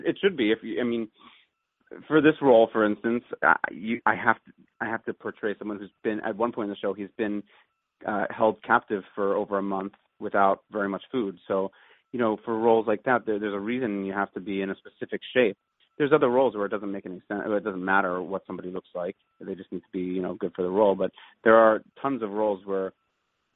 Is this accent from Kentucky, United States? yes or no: no; Wallingford, Pennsylvania, United States; Wallingford, Pennsylvania, which is right outside of Philadelphia and near Swarthmore.